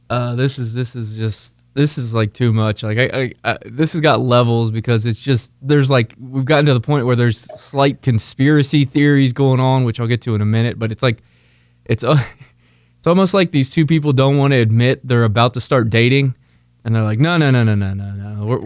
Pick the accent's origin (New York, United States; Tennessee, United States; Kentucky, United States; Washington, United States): Kentucky, United States; Northern; Since I'm the expert from Northern Kentucky